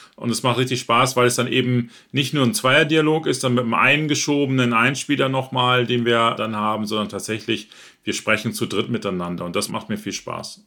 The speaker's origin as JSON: {"language": "German", "region": "Northern Germany", "country": "Germany", "said": "ich selber bin auch aus Norddeutschland"}